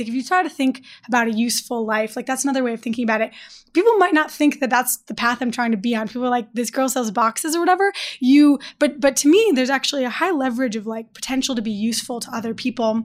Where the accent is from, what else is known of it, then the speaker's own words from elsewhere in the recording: Detroit, Michigan, United States; I'm from Detroit